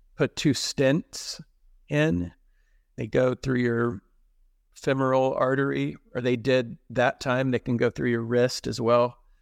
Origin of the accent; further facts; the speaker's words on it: Texas, United States; now in Pittsburgh, United States; where I grew up in Texas